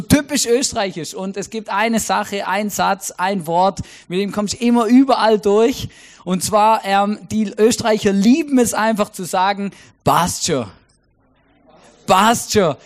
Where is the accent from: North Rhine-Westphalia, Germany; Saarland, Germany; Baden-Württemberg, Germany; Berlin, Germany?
Baden-Württemberg, Germany; Stuttgart; moved away as an adult; also born or lived in Switzerland; now in Austria; Ich bin ja in Großraum Stuttgart aufgewachsen